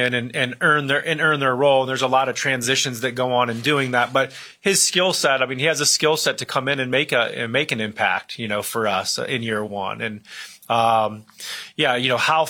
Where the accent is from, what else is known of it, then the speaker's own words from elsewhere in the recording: Akron, Ohio, United States; my hometown area of Akron, Ohio